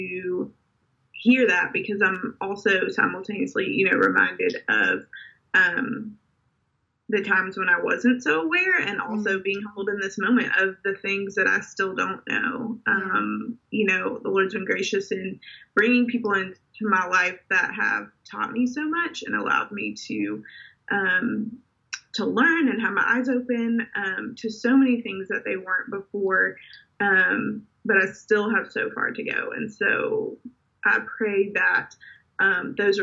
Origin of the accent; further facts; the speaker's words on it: Indiana, United States; now in Memphis, United States; growing up in Indiana